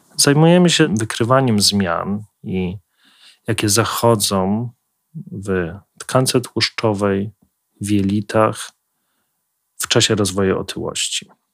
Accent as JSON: {"language": "Polish", "town": "Kraków", "region": "Lesser Poland", "country": "Poland", "moved": "as an adult", "lives_now": "Warsaw, Poland", "said": "ja osobiście pochodzę z Krakowa"}